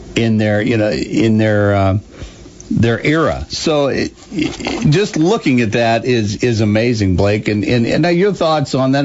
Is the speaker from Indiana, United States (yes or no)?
yes; Fort Wayne, Indiana, United States; back when I lived in the neighborhood growing up near Parkview Hospital, we would go to Francis Slocum Elementary School